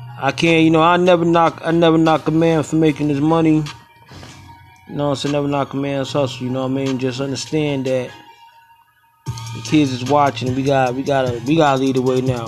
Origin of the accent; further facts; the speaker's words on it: New York City, New York, United States; moved away; I was born in Crown Heights